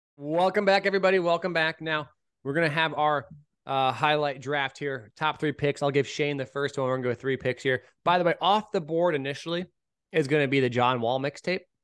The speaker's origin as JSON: {"language": "English", "area": "the Bay Area", "region": "California", "country": "United States", "said": "I'm from the Bay"}